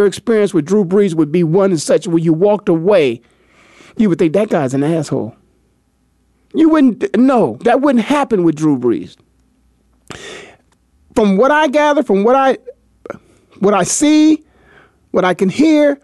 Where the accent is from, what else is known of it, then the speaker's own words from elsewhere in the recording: Canton, Ohio, United States; my hometown of Canton, Ohio